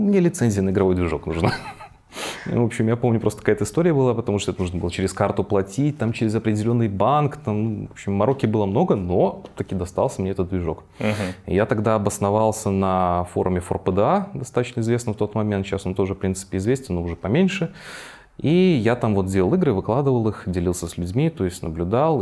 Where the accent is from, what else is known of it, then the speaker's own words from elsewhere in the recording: Minsk, Belarus; Родился я в Минске, соответственно, здесь и рос, и развивался